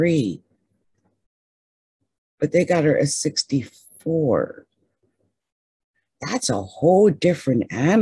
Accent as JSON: {"language": "English", "region": "New Jersey", "country": "United States", "tie": "born or raised there", "said": "I'm from Jersey. I went to Haddon Township High School."}